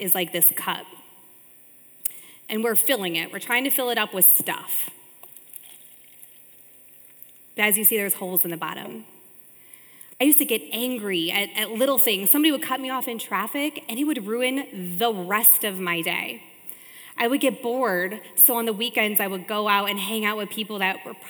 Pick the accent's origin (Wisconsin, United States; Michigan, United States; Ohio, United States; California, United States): Ohio, United States; Richfield; I was born and raised in Ohio in a small city called Richfield